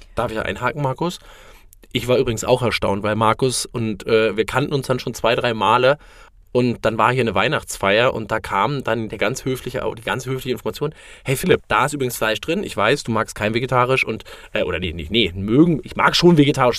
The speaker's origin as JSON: {"language": "German", "region": "Berlin", "country": "Germany", "said": "ich komme zum Beispiel aus dem Berliner Norden"}